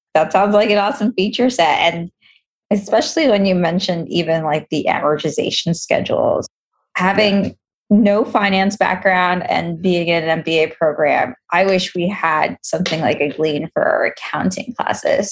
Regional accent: New York City, New York, United States; I'm from Queens

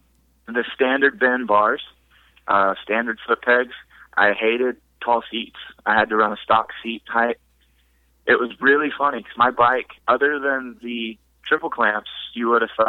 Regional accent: Texas, United States; now in Louisville, United States; I'm from Texas. Lived a little bit all over, but Texas is definitely home.

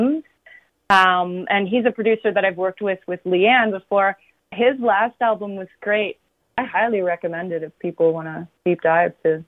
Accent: Wingham, Ontario, Canada; also born or lived in Goderich; growing up in Wingham, which is a very surrounded by a lot of farms.

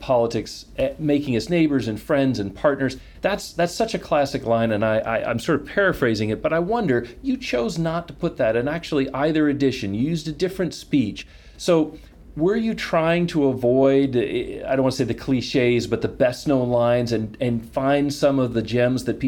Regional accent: United States; As an American

